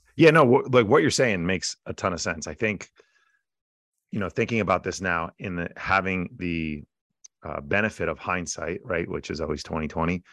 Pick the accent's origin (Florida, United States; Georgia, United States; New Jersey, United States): New Jersey, United States; I'm a guy from Jersey